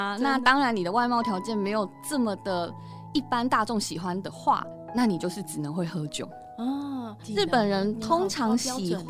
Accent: Taiwan; 我们台湾人

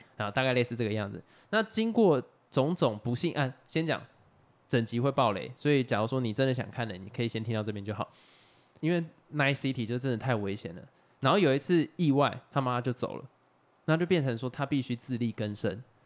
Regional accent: Xinwu, Taoyuan, Taiwan; 像我们小时候在新屋长大的，那个时候有很多在养猪哦，或者养鸡

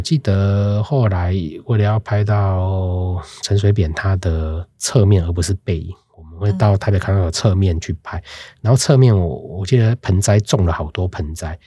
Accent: Tainan, Taiwan; 我是台南人

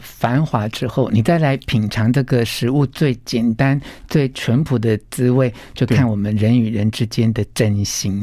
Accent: Taiwan; 我们台湾话叫做拱嘴

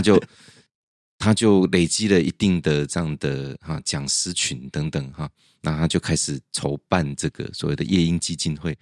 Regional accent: central Taiwan, Taiwan; moved away; also born or lived in Taipei; 我在中部成，读书成长

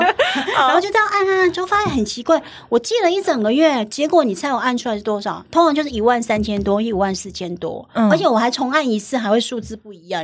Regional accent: southern Taiwan, Taiwan; moved away; 我是南部小孩嘛

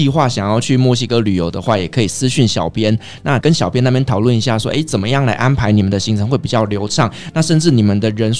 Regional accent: Taiwan; 我们台湾人爱吃辣

